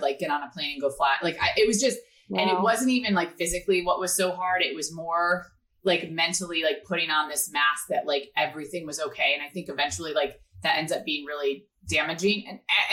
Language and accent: English; Tampa, Florida, United States; also born or lived in Nashville; I grew up in Tampa.